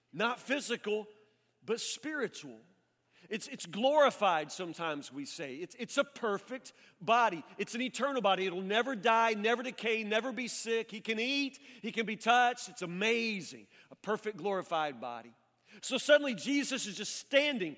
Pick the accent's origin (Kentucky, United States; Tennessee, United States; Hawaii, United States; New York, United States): Kentucky, United States; near Woodburn; I'm a country kid. I grew up in Matlock, which is actually a suburb of Woodburn